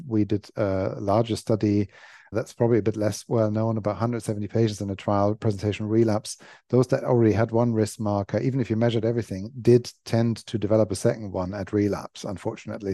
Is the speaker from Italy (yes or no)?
no; Germany; moved away as an adult; now in London, United Kingdom; I grew up in Germany, was born in Germany, grew up in Germany, went to uni in Germany